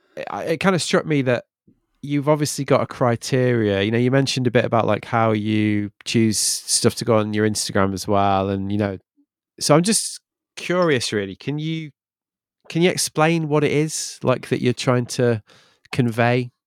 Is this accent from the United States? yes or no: no; Manchester, North West England, United Kingdom; I'm from Manchester